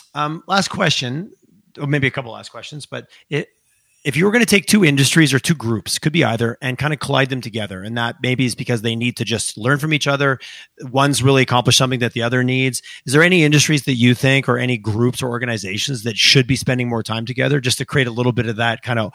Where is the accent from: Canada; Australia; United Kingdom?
Canada; Montreal, Quebec; now in Calgary, Canada; when I first moved here back in 2000, there was a moment of like, I was from Montreal and that whole scene, I moved here.